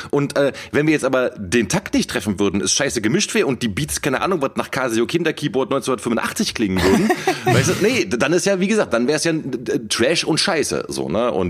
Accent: Cologne, North Rhine-Westphalia, Germany; Mann, ich bin Kölner, ich bin im, äh, in der Kölner Südstadt aufgewachsen, das ist das Epizentrum des Straßenkarnevals.

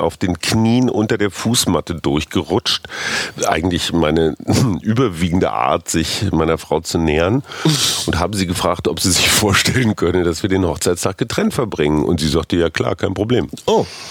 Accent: Münster, North Rhine-Westphalia, Germany; moved away; in meiner Heimatstadt Münster

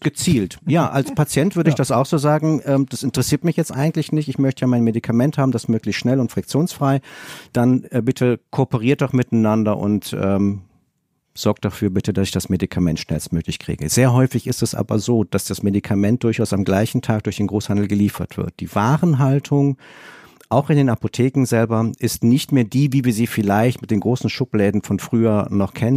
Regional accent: Rhineland, Germany; als Rheinländer

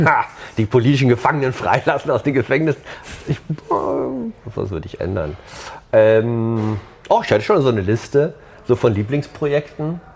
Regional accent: Hamburg, Germany; ich bin ja auch aus Hamburg

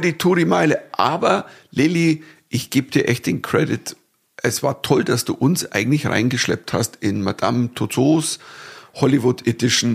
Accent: Germany; als Deutscher

